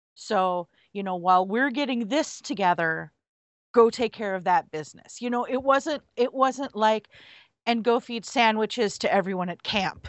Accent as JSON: {"language": "English", "country": "United States", "said": "I'm an American"}